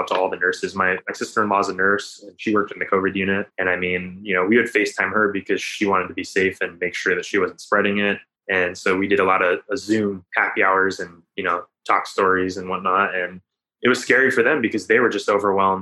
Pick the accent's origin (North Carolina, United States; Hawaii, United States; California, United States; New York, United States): Hawaii, United States; Maui; I'm someone who's from Hawaii, who grew up here, who respects the culture